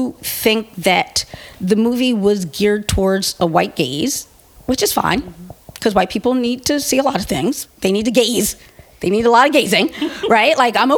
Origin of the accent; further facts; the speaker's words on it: United States; me being female and me being black American are just so integral to who I am